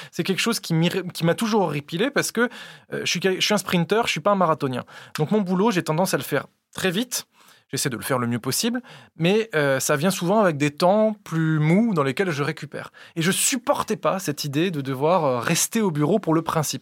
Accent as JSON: {"language": "French", "town": "Vichy", "region": "Auvergne-Rhône-Alpes", "country": "France", "moved": "yes", "said": "Je viens de Vichy, euh, dans l'Allier"}